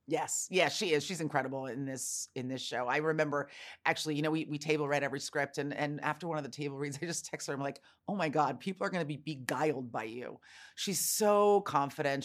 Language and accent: English; San Francisco, California, United States; I was born and raised in San Francisco